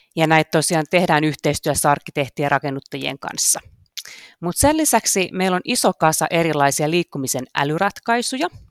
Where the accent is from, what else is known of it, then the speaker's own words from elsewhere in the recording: Karkkila, Uusimaa, Finland; Mä oon kotoisin Karkkilasta kakkostien varresta